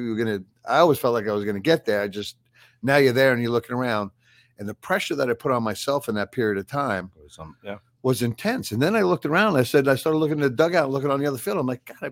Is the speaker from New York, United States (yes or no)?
yes; New York, United States; I grew up in New York and my family.